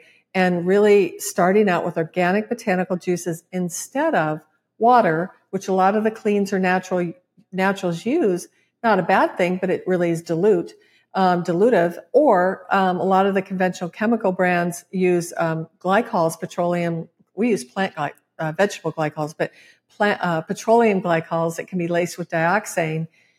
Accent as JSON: {"language": "English", "region": "Midwest", "country": "United States", "said": "And as a Midwesterner, I was like, oh my God, your education, just go for it."}